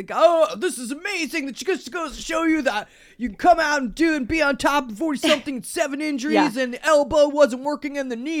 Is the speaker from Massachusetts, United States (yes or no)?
yes; Boston, Massachusetts, United States; moved away; I am from Boston